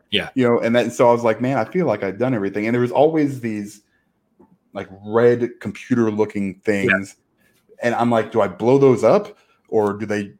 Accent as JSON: {"language": "English", "town": "Chicago", "region": "Illinois", "country": "United States", "said": "I'm from Chicago"}